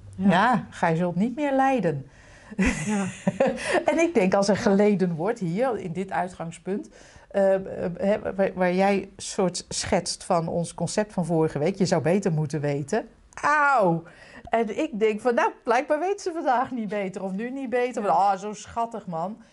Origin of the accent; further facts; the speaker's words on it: Utrecht, Netherlands; Lombok, Utrecht